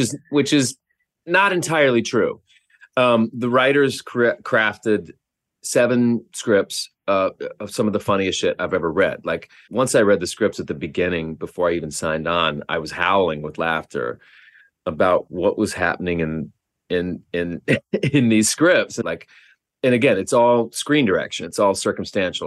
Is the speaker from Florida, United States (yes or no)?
no; Oklahoma, United States; I grew up in Oklahoma